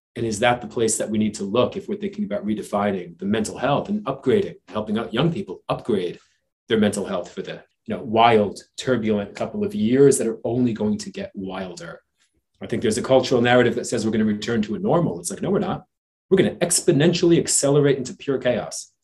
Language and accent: English; New Jersey, United States; growing up in New Jersey uh, on the streets uh, out of school at eighth grade